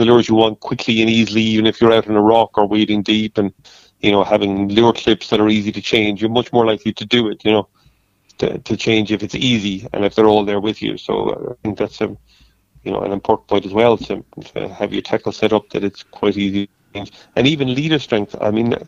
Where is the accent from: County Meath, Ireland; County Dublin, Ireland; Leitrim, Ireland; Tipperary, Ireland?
Tipperary, Ireland; now in Kerry, Ireland; I grew up in Tipperary, not too far from the River Shore, and, you know, grew up fishing for trout